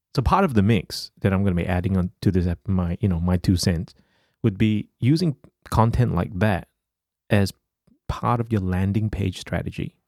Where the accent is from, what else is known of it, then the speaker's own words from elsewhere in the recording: Singapore; as a Singaporean growing up